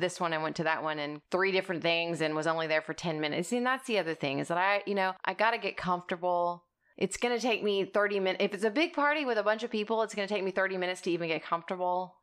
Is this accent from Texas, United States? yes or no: yes; South Texas, United States; I am from South Texas